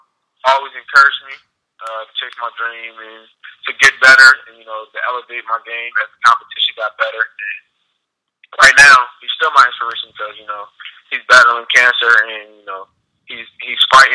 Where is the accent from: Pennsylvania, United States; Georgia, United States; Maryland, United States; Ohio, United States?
Pennsylvania, United States; Philadelphia; I grew up in Philadelphia